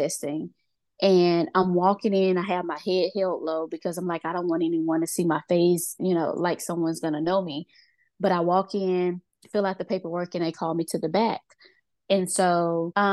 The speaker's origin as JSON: {"language": "English", "region": "Mississippi", "country": "United States", "moved": "as an adult", "lives_now": "Georgia, United States", "said": "I'm originally from Mississippi, but I live in Georgia. I have lived here for 17 years now"}